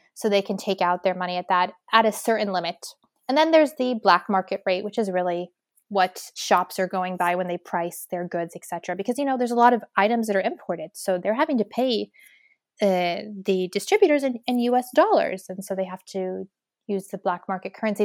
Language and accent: English; Lebanon